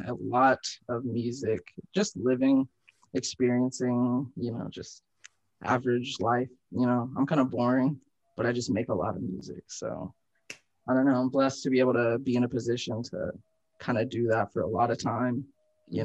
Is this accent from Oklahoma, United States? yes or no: yes; Tulsa, Oklahoma, United States; also born or lived in Columbia, South Carolina / Broken Arrow, Oklahoma; I kind of just always grew up in Tulsa.